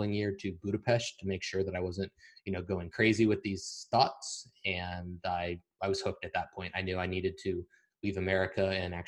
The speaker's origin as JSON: {"language": "English", "country": "United States", "moved": "as an adult", "lives_now": "Eastern Europe", "said": "we're American"}